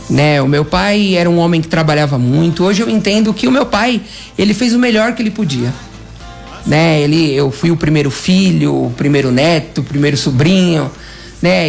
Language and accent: Portuguese; São Paulo, Brazil; eu sou de São Paulo, minha família é de São Paulo